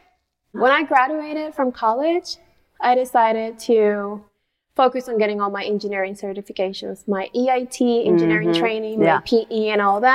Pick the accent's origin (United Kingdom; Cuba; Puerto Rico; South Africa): Puerto Rico; moved away as an adult; now in Houston, United States; I was born and raised in Puerto Rico, Dominican parents